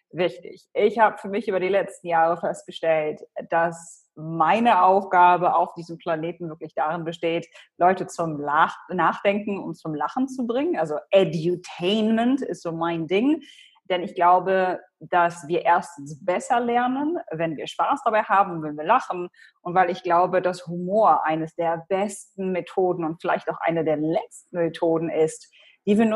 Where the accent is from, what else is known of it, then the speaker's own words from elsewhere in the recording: Hannover, Lower Saxony, Germany; first language Polish; German is a second language; Ich komme ursprünglich aus Deutschland, aus Hannover. Meine Eltern äh, kommen aus Polen. Also ich bin wirklich als, als Kind aufgewachsen in so einem kulturellen Mischmasch. Also bis zum Kindergarten äh, habe ich nur Polnisch gesprochen